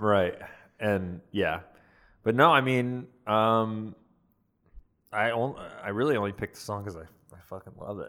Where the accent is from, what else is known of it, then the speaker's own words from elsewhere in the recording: Atlanta, Georgia, United States; moved away; my hometown of Atlanta, Georgia